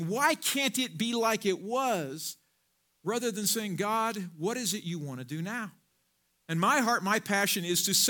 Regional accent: Missouri, United States; now in Colorado, United States; where I grew up in Missouri

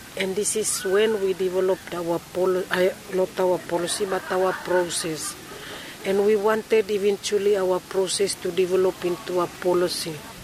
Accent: Carteret Islands, Bougainville, Papua New Guinea; moved away; I was born on Cartridge. I grew up on the Cartridge, and I only left because I needed to go for further education. But I did my lower primary school on the island.

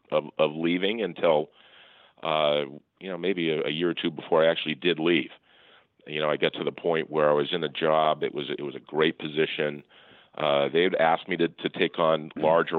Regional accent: Falmouth, Massachusetts, United States; also born or lived in Connecticut; I grew up on the Cape in Falmouth, Massachusetts, went to a public high school

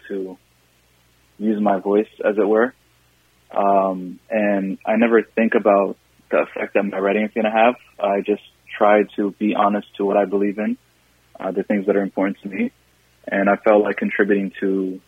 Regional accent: Seattle, Washington, United States; moved away as an adult; also born or lived in Somalia; now in Minnesota, United States; I grew up in Seattle, and I've lived in Minnesota for 5 or 6 years now

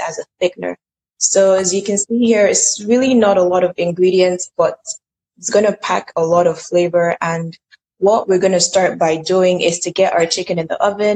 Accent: Nigeria; I'm Nigerian

